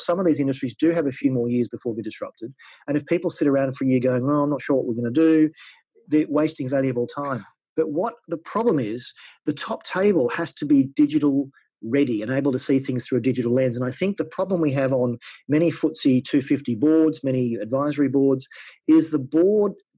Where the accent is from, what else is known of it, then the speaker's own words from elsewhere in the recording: Australia; moved away as an adult; I'm an Australian. I've been away from Australia for 12 years.